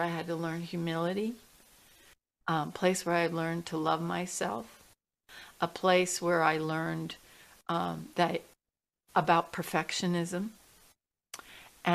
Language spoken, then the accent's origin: English; New York City, New York, United States; I grew up in New York City